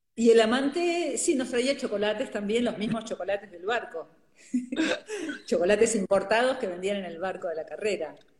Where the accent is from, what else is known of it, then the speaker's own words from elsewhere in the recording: Montevideo, Uruguay; con mi familia y conmigo y con mi hermano cuando éramos chicos en Montevideo